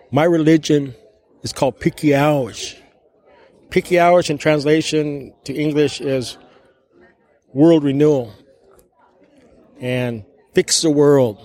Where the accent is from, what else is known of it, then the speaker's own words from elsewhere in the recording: Klamath River, California, United States; I am from the Klamath River